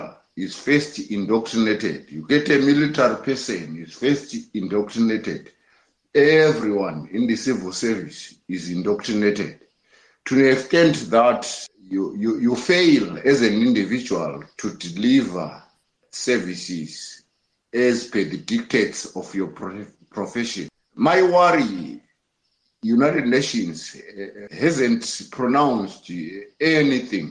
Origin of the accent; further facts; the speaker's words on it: Zimbabwe; I'm from Zimbabwe